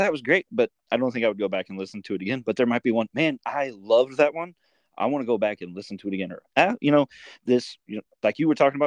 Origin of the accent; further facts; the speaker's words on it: Midwest, United States; I grew up Midwest here in the United States